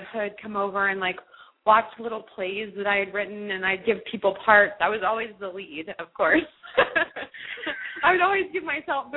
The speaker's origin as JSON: {"language": "English", "town": "Snellville", "region": "Georgia", "country": "United States", "tie": "born or raised there", "moved": "yes", "said": "I was born and raised in Georgia. I was actually, I say Atlanta because no one really knows the town that I'm actually from. It's called Snellville."}